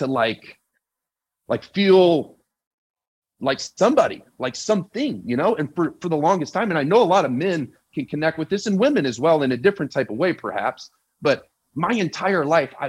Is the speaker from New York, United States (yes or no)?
no; Terre Haute, Indiana, United States; I'm from Terre Haute, Indiana. Got two parents that were great parents. I grew up in a Christian household.